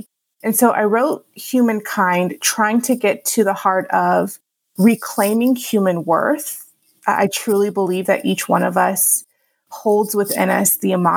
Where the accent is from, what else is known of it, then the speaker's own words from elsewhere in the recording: Houston, Texas, United States; moved away as an adult; also born or lived in Los Angeles / Chicago; now in Grand Rapids, United States; I actually grew up in Houston, Texas